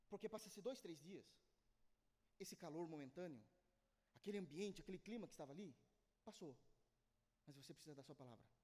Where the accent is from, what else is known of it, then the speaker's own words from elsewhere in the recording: Brazil; eu sou brasileiro